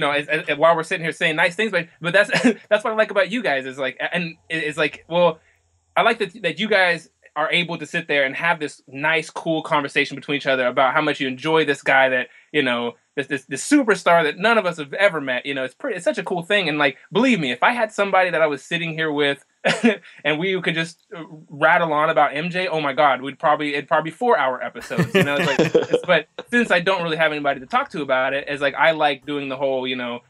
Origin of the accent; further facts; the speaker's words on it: Oklahoma, United States; And I'm like, "Nah, I'm actually from Oklahoma."